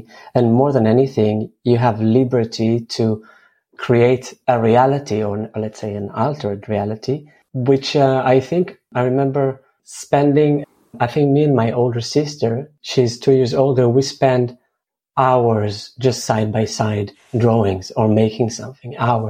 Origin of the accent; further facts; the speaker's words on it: Jerusalem, Jerusalem District, Israel; I was born in Jerusalem, 77. I remember moving quite a lot with my family around Jerusalem from different neighborhoods.